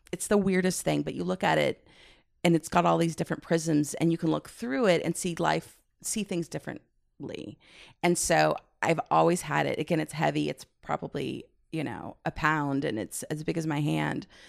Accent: Midwest, United States; also born or lived in San Francisco, California; I grew up in the Midwest

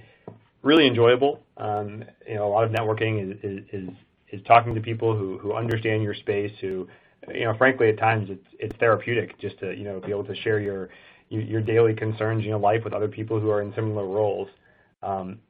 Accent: just outside of Buffalo, New York, United States; we grew up in the same 1 square mile tiny little town just outside of Buffalo

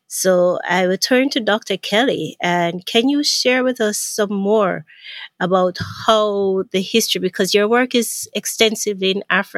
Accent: Jamaica; And I'm from Jamaica, so Jamaica, Latin America, the Caribbean.

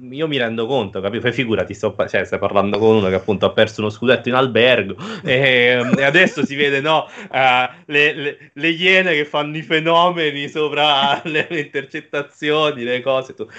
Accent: Naples, Campania, Italy; sono un napoletano

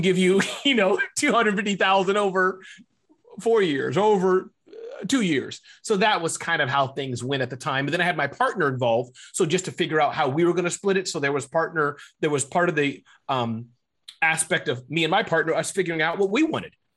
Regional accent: Midwest, United States; But I was born in the Midwest.

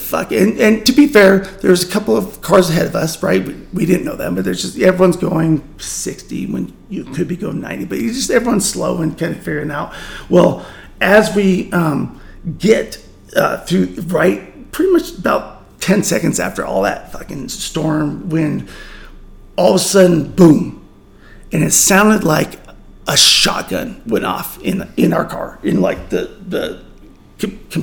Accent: Montana, United States; we're from Montana

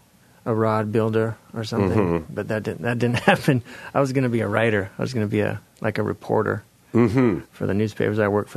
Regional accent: Eastern Washington, United States; moved away; also born or lived in Castro Valley, California; I grew up in Washington State, Eastern Washington, and sort of farm country there.

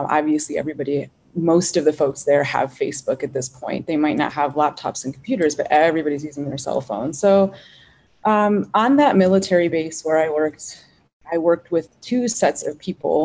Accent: United States; as an American woman

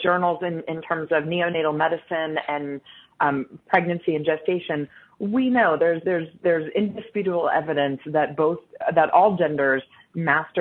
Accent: United States; growing up in the United States

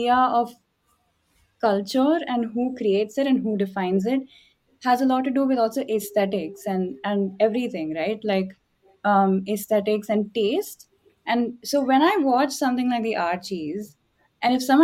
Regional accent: Chennai, Tamil Nadu, India; I grew up in Chennai

